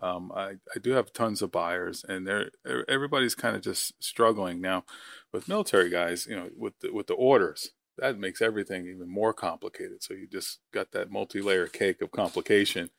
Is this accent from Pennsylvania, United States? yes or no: no; Long Island, New York, United States; moved away as an adult; I'm originally from New York, Long Island